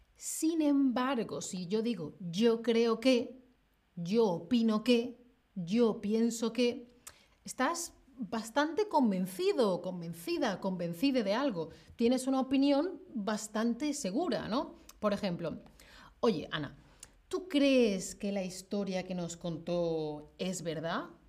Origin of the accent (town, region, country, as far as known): Spain; now in Germany